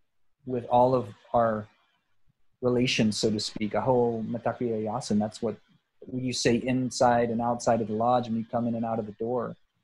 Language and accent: English; South Texas, United States; moved away; also born or lived in Portland; I grew up in South Texas